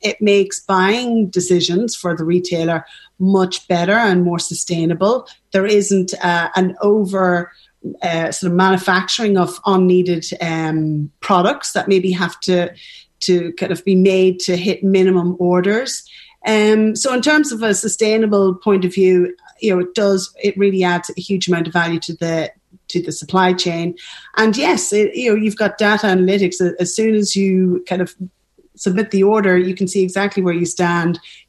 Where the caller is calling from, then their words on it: Dublin, Leinster, Ireland; So it does, you know, we're dialing in from Dublin, and you know somebody has a lovely thing to say about Ireland